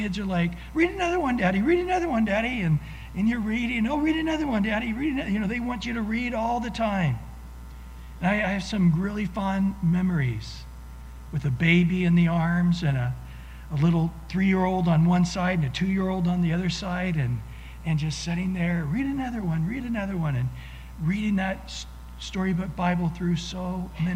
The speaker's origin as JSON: {"language": "English", "town": "Visalia", "region": "California", "country": "United States", "tie": "born or raised there", "said": "my Sunday school teacher growing up in Visalia, California, Mrs. Stoops"}